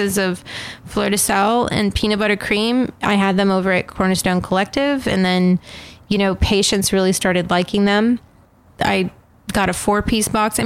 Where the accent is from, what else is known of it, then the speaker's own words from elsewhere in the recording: Hollister, California, United States; also born or lived in Berkeley / Rome; now in Los Angeles, United States; I was born in Northern California. So I was born in a town called Hollister, California.